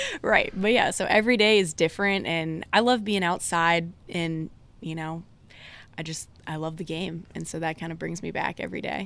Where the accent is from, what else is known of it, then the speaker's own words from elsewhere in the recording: Durham, North Carolina, United States; moved away as an adult; also born or lived in Blacksburg, Virginia; growing up in the Durham area was big into the A C C and everything.